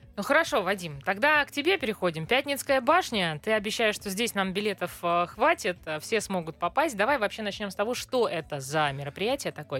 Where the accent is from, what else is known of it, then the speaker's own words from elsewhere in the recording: Moscow, Russia; мы, москвичи